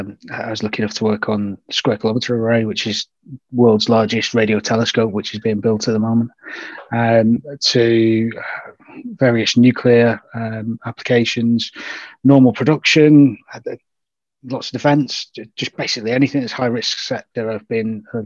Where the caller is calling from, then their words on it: Warrington, North West England, United Kingdom; So Warrington, it's in northern part of the UK, just right in between Liverpool and Manchester.